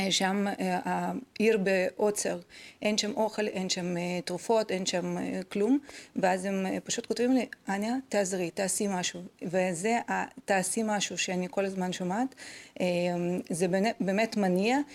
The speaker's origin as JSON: {"language": "Hebrew", "country": "Israel", "said": "אני חייבת להגיד שאני אה, נדהמתי בתור ישראלית לגלות את העמדה של אה, מדינת ישראל אה, בכלל בכל הקונפליקט הזה."}